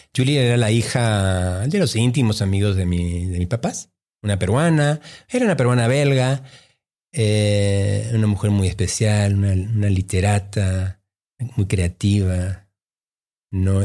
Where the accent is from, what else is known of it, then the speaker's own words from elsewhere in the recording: Mexico City, Mexico; also born or lived in Peru / Boston / New York; llegué a México a los ocho o 9 años. ¿no? Y, em, y toda mi formación, mi crianza es, eh, es mexicana, ¿no? Yo eh, me crié en la colonia San Angelín.